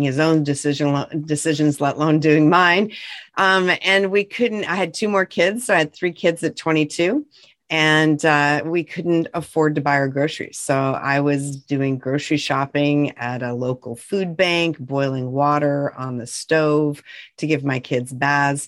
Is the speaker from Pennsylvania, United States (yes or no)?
no; North Central Montana, United States; I grew up in North Central Montana on a big ranch